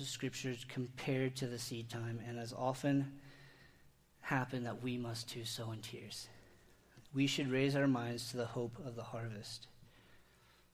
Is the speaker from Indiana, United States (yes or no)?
yes; Indiana, United States; I grew up in Indiana, and I was surrounded by cornfields, wheat fields, bean fields